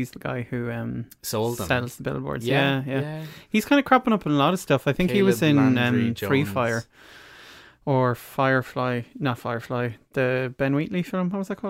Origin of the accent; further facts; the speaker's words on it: Ireland; we're Irish